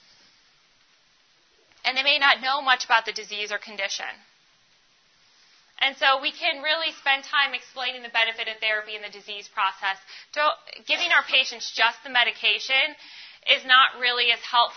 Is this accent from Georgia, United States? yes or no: no; Ohio, United States; I grew up in Ohio